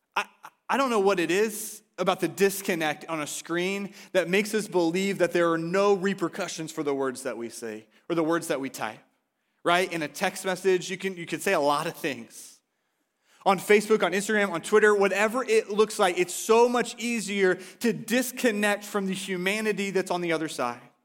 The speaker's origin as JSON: {"language": "English", "region": "Oklahoma", "country": "United States", "moved": "yes", "lives_now": "Washington, United States", "said": "I'm from Oklahoma"}